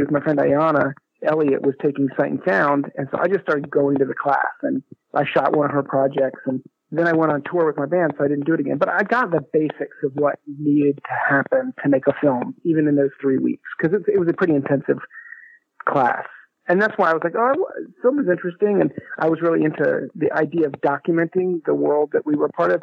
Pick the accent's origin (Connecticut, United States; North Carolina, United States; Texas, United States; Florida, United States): North Carolina, United States; Chapel Hill; I grew up in Chapel Hill, which is where I am now